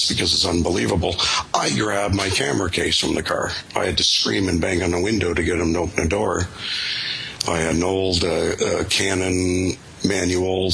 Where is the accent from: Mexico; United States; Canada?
Canada; I'm a Canadian